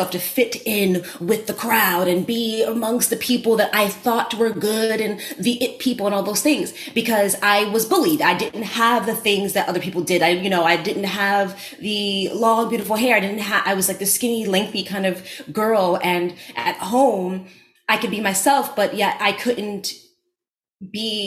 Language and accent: English; New York City, New York, United States; accent: Bronx; I grew up in the Bronx and had a Bronx accent.